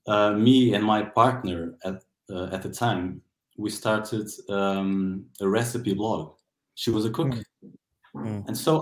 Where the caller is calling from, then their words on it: Castelo Branco, Centro, Portugal; English is a second language; I'm calling from Portugal. In a city called Castelo Branco, which literally means White Castle.